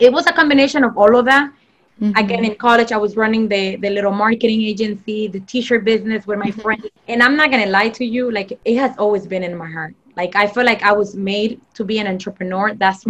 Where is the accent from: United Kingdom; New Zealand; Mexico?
Mexico; moved away; and even when I came from Mexico, you know, I went through like really, I would say sad times because life was basically flipped upside down with everything.